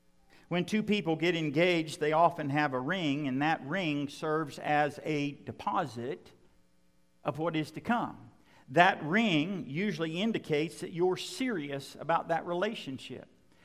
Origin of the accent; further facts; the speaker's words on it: Western Oklahoma, United States; growing up in Western Oklahoma